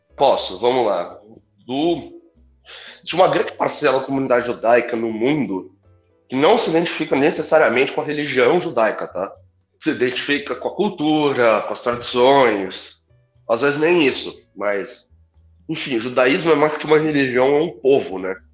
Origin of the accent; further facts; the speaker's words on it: Brazil; Nasci no Brasil.